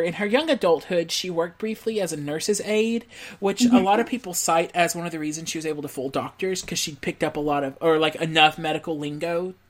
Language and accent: English; Texas, United States; now in Louisiana, United States; So I love my state of Louisiana, but I am a Texas boy at heart. Like, I grew up in Texas.